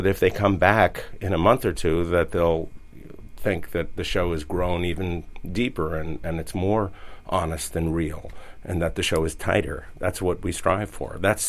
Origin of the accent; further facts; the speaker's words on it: New York City, New York, United States; I'm a New Yorker